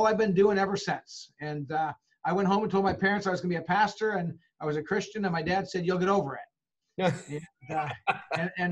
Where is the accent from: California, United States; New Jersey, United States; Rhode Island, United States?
California, United States; Huntington Beach; moved away as an adult; also born or lived in Holland, Michigan; now in Monterey, United States; I was born and raised in Southern California, coastal Southern California, a little town called Huntington Beach